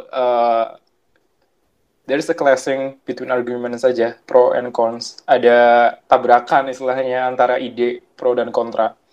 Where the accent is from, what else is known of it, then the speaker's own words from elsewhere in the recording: Purwokerto, Central Java, Indonesia; born there; Uh, lahir di Prokerto ya, tanggal 27 Juli 98 tuh, tahun 98.